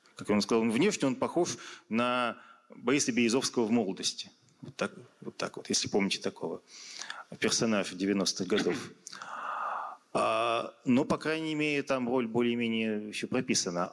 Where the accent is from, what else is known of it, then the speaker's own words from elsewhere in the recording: Yekaterinburg, Sverdlovsk Oblast, Russia; в родном городе